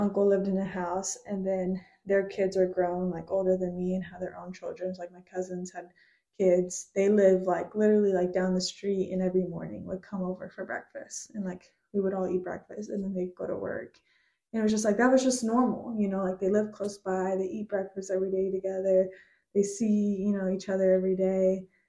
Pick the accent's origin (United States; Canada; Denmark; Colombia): United States; I try to say like Peruvian American now because it's like I'm not half of anything and it's like I'm fully Peruvian and I'm fully American